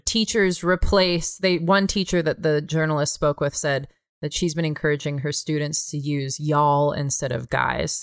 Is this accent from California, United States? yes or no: yes; California, United States; now in Bozeman, United States; I'm from California